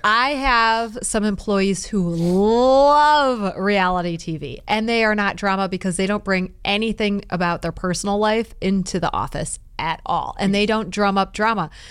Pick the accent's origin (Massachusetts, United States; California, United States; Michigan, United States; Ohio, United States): Michigan, United States; Detroit; We're both from Detroit